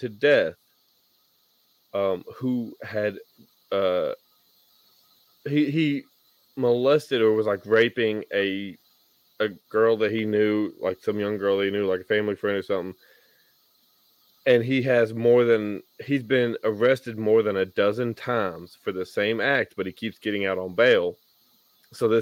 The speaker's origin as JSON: {"language": "English", "region": "Tennessee", "country": "United States", "tie": "born or raised there", "said": "my home state of Tennessee"}